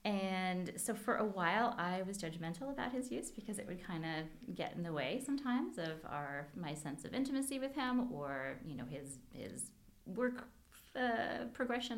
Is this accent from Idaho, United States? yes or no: no; Hawaii, United States; I grew up in Hawaii